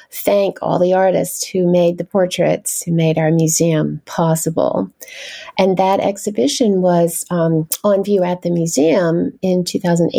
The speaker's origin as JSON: {"language": "English", "region": "North Carolina", "country": "United States", "moved": "as an adult", "lives_now": "Washington, D.C., United States", "said": "I'm originally from the South, from North Carolina"}